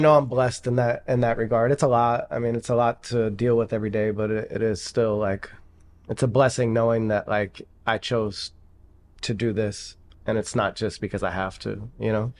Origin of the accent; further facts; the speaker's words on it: Pittsburgh, Pennsylvania, United States; moved away; I'm from Pittsburgh originally